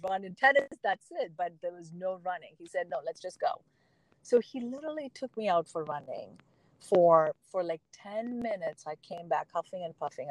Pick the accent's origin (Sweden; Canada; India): India; South India; moved away; I grew up in South India.